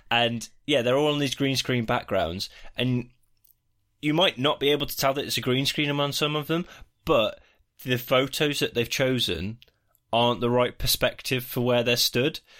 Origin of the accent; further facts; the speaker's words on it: United Kingdom; We're the British